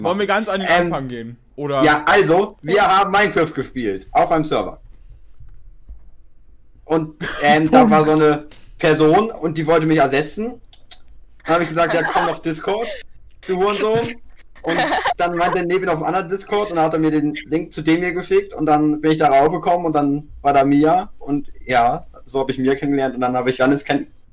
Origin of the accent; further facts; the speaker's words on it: Northern Germany, Germany; Ich komme aus Norddeutschland, genau wie du.